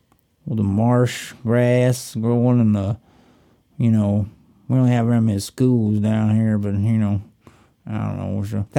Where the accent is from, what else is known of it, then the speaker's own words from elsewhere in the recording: North Carolina, United States; Where are you from? Yeah, North Carolina.